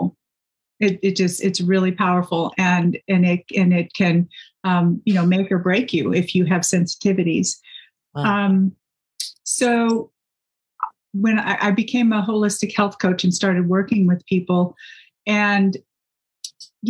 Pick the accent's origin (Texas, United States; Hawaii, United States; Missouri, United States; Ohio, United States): Texas, United States; I grew up in Texas, and those roots sometimes grab a hold of me